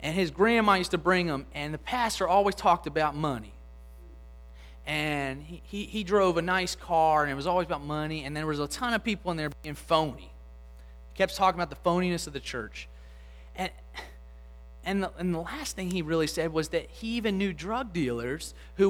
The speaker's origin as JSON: {"language": "English", "town": "Lutherville", "region": "Maryland", "country": "United States", "tie": "born or raised there", "lives_now": "Pen Lucy, Baltimore, United States", "said": "where I grew up in Lutherville"}